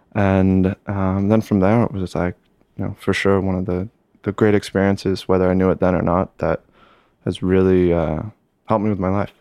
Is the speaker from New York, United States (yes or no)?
yes; Lake Placid, New York, United States; moved away as an adult; also born or lived in Italy; now in New York, United States; Born and raised uh, Lake Placid, New York